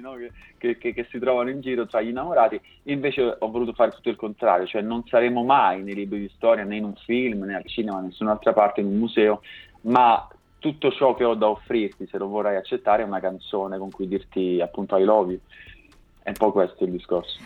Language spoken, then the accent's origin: Italian; Basilicata, Italy; moved away as an adult; now in Milan, Italy; io vivo a Milano da un po' di anni, ma in realtà vengo dalla Basilicata, sono originario di un paesino in provincia di Potenza